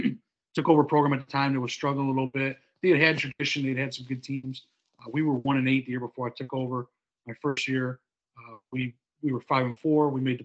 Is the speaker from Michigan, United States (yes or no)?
yes; Byron Center, Michigan, United States; also born or lived in Monroe, Michigan; now in Riverview, United States; we lived in Byron Center, Michigan. Went to school there, graduated in 2010